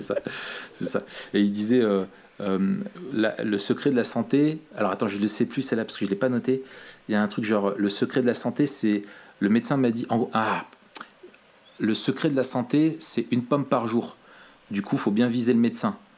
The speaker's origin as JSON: {"language": "French", "country": "France", "accent": "French", "said": "avec mon accent euh, so French"}